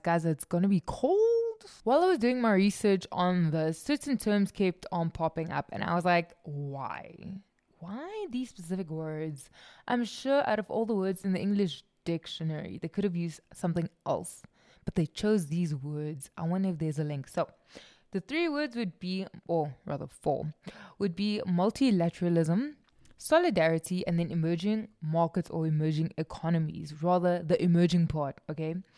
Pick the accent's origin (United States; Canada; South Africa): South Africa; I'm South African